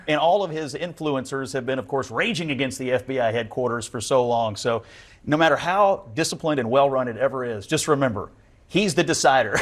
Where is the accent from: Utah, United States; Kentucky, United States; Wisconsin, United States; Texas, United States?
Kentucky, United States; I'm from Kentucky